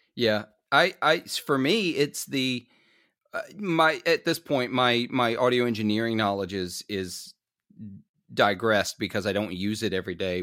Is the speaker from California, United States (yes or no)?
no; Clarksdale, Mississippi, United States; Clarksdale, where I'm from